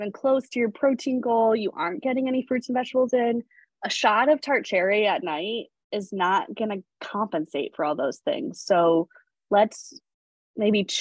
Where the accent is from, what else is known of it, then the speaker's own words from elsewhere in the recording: New England, United States; now in California, United States; I grew up in New England